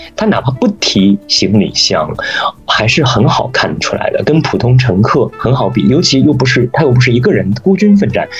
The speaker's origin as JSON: {"language": "Chinese", "country": "China", "moved": "yes", "said": "对于我们中国人而言"}